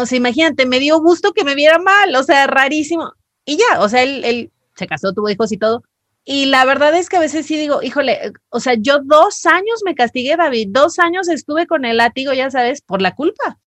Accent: Mazatlán, Sinaloa, Mexico; yo soy de Mazatlán

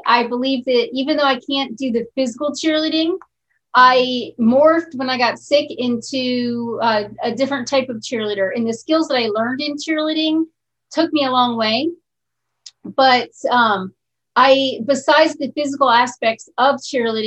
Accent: Bangkok, Thailand; now in Arizona, United States; I'm living in Arizona. I'm from Bangkok, Thailand.

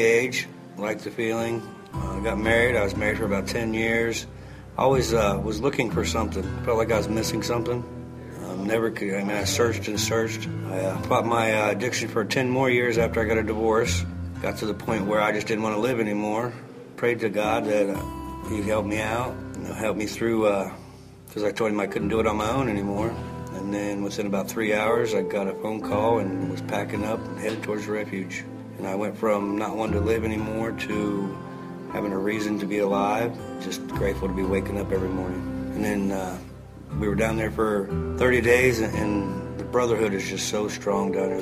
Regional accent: Newark, Ohio, United States; from Newark, Ohio. I grew up pretty much in Newark and had a good childhood

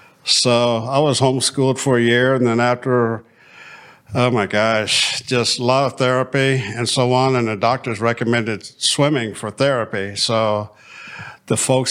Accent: Columbus, United States; I grew up right here in Columbus

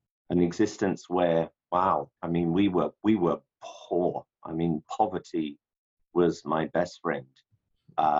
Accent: London, United Kingdom; London was, at least the part where I grew up. I grew up in a ghetto

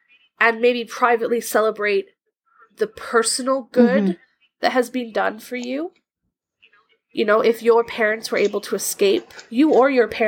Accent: Canada

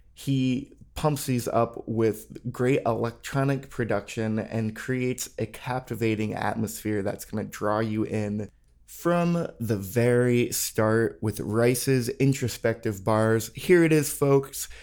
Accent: New England, United States; now in Austin, United States; I grew up in New England

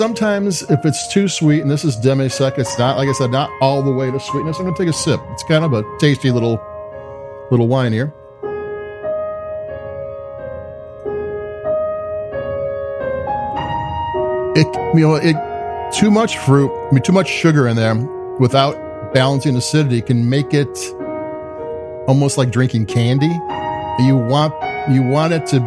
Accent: Chicago, Illinois, United States; I'm from Chicago

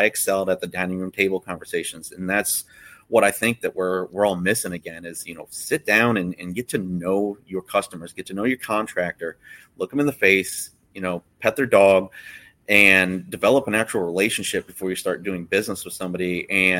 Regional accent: Florida, United States; I wasn't born here, but I was definitely raised here

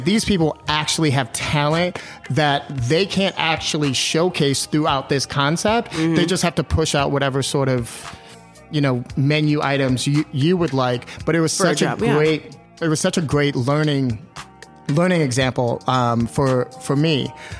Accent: Jamaica; I was like, I'm Jamaican. Give me this shit.

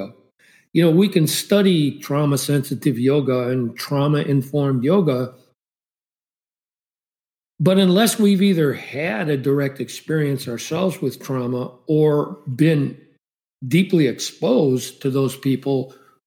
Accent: Chicago, Illinois, United States; I grew up in Chicago, multiracial environment

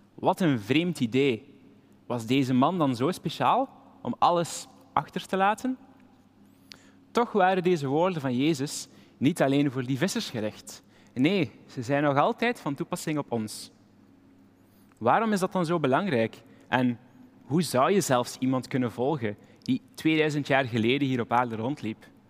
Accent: Flanders, Belgium; maar als Belg zijn we er typisch goed

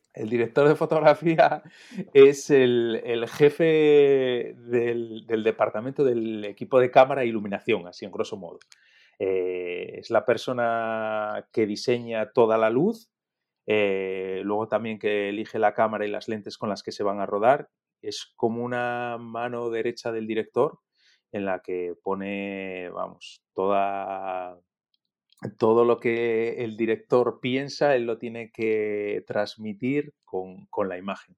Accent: Oviedo, Asturias, Spain; moved away as an adult; also born or lived in Gijón / Madrid; yo nací en Gijón, aunque he vivido toda mi vida en Oviedo. Y me he criado en Oviedo hasta los 18 años

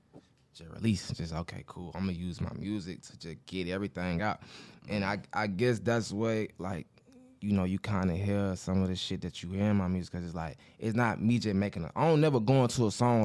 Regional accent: Atlanta, Georgia, United States; Because if you heard my music, you wouldn't think I was from Atlanta.

